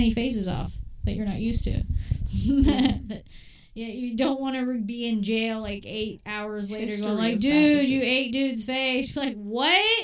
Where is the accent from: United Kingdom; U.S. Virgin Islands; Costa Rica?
United Kingdom; Glasgow, Scotland; moved away; As a Glaswegian, all right, I'm from Scotland